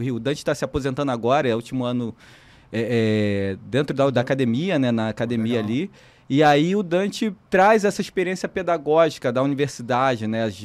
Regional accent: Rio de Janeiro, Brazil; Eu sou da favela Parque Maré, que é uma das primeiras favelas que surgiu no, no, conjunto de favelas da Maré, né?

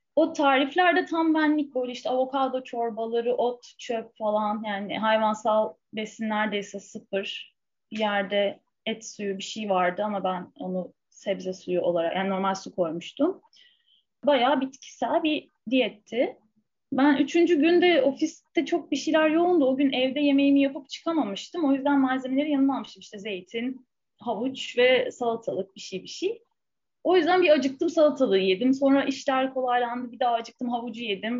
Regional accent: Istanbul, Turkey; ben yani Fulya'da büyüdüm Beşiktaş'ın göbeğinde

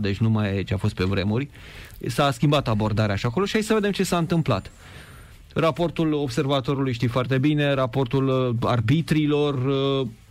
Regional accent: Oltenia, Vâlcea County, Romania; eu sunt oltean, de Vâlcea, noi suntem mai echilibrați, așa mai calm, cu influența ardelenească

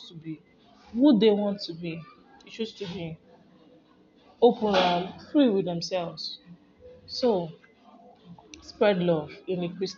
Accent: Nigeria; now in United States; I'm a Nigerian residing in the US

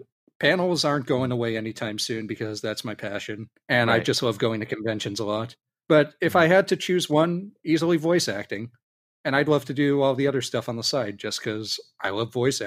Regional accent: San Diego, California, United States; also born or lived in Philadelphia / New York City; No, I was not born in San Diego. I was born in Philadelphia. I moved to New York City when I was two. And then around the end of 1995, when I was four, my dad got a job out in California, and we left New York, and we ended up in San Diego

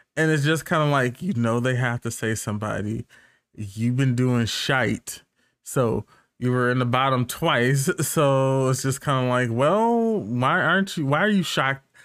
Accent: United States; I'm American, I say tan

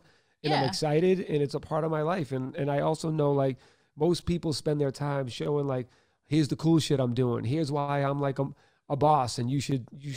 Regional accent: Boston, Massachusetts, United States; I'm white from Boston

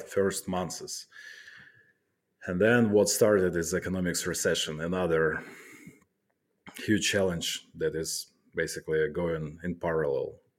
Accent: Kharkiv, Kharkiv Oblast, Ukraine; moved away as an adult; now in Poland; I'm from Kharkiv

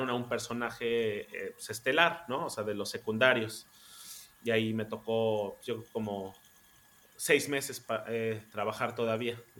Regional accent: Mexico; now in Germany; De cómo somos los mexicanos acá en Alemania. Em, me fui al Mundial a Brasil, después regresé a México, eh, hice esta última novela y ya me, vine para Alemania.

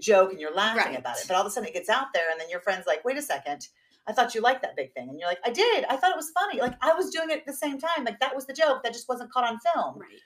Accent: the South, United States; moved away; I'm from the South

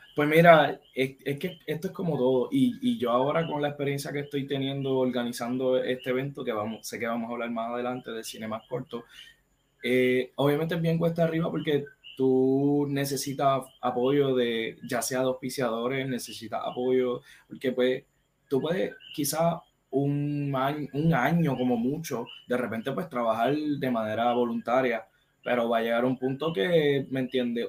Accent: Caguas, Puerto Rico; yo soy de acá de Cagua

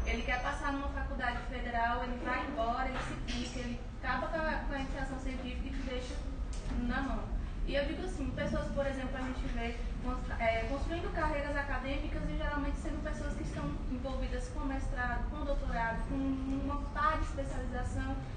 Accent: Bahia, Brazil; eu sou da Bahia.

